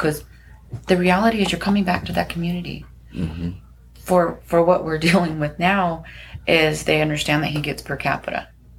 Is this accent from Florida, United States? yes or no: no; Kauai, Hawaii, United States; I'm from Kauai, part of the board.